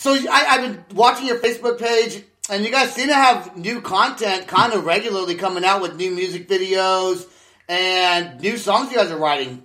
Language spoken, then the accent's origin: English; Vacaville, California, United States; now in Oklahoma, United States; I'm from Vacaville, so I'm not too far.